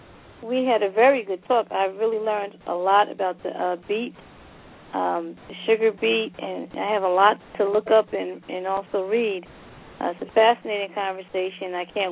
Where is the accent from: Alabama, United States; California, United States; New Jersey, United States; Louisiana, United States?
New Jersey, United States; Paterson; I'm from Paterson, New Jersey, which is nicknamed Silk City, founded by Alexander Hamilton.